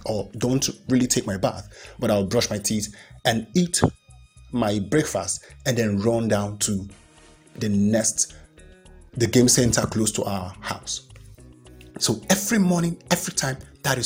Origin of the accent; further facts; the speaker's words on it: Nigeria; I am proud to be a Nigerian